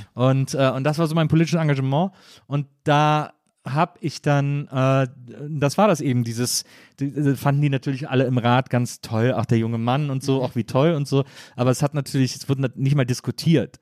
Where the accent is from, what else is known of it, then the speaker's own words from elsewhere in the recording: Wesseling, North Rhine-Westphalia, Germany; in Wesseling, äh, wo ich herkomme